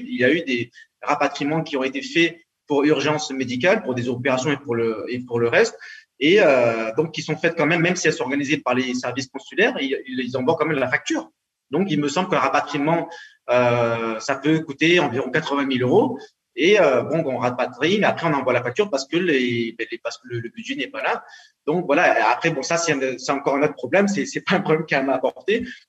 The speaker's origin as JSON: {"language": "French", "town": "Marseille", "region": "Provence-Alpes-Côte d'Azur", "country": "France", "moved": "as an adult", "lives_now": "Hong Kong", "said": "Moi, je suis marseillais"}